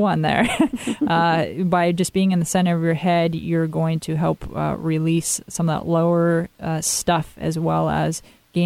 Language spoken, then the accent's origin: English; Twisp, Washington, United States; moved away; That is an area that has been plummeted with floods and fires this summer, and that's where I grew up, and I'm going to be returning to my hometown